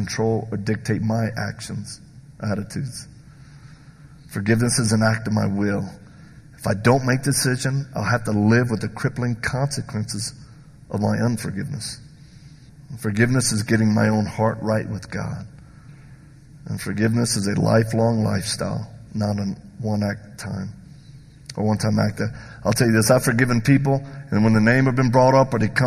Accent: the South, United States; I'm from the South

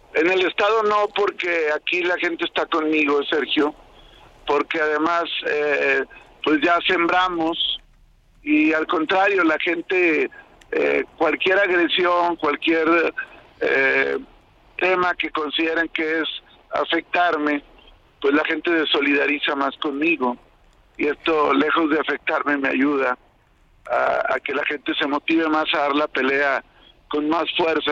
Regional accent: Torreón, Coahuila, Mexico; Torreón, mi tierra

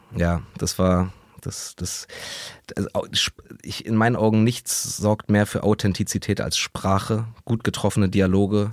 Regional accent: Berlin, Germany; in Berlin, in meiner Heimat in Neukölln

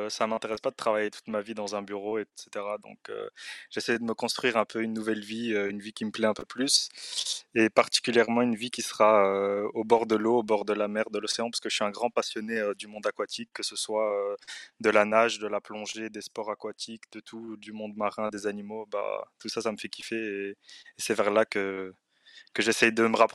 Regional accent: Brussels, Brussels-Capital Region, Belgium; donc comme euh, Tucker l'a dit. Euh, j'ai 27 ans, je suis marocain et je suis de Bruxelles, comme vous l'entendrez sûrement à l'accent euh, pour les plus pointilleux d'entre vous.

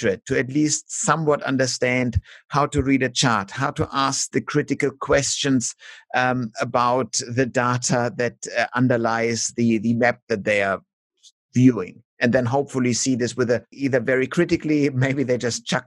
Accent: Germany; now in Melbourne, Australia; in Germany, for example, where we have, due to our ugly German history

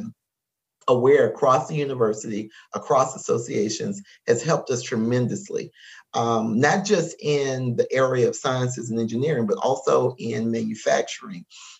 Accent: Lafayette, Louisiana, United States; I was born in Lafayette, Louisiana.

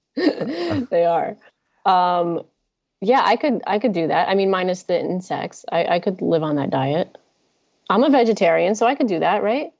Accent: New Jersey, United States; accent: New Jersey; now in Los Angeles, United States; That's New Jersey talking

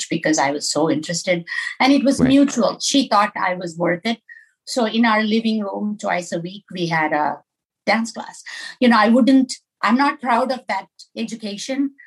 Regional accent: Southeast India, India; moved away as an adult; now in Minneapolis, United States; I grew up in India

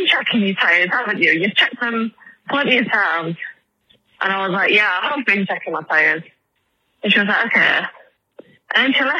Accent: England, United Kingdom; I'm English

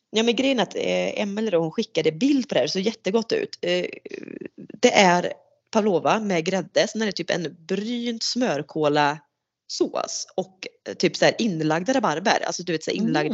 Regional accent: Sweden; vi ska vara lite så typiskt svenskar

